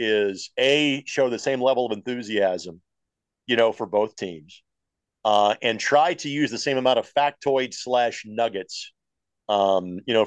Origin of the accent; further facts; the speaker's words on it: Lanesville, Indiana, United States; my alma mater, my hometown. So Lanesville, for those who don't know, Southern Indiana native, Lanesville High School, class of 1994